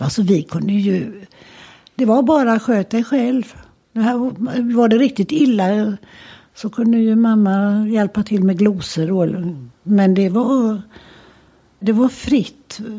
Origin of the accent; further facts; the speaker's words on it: Gothenburg, Västra Götaland, Sweden; Och där bod, växte vi upp och bodde i många, alla år. Och idag är den till och med och det var sånt där radhus, trä, gammalmodigt träradhus. Boråsvägen ut hette det väl på den tiden. Precis i ytterkanten av Örgryte.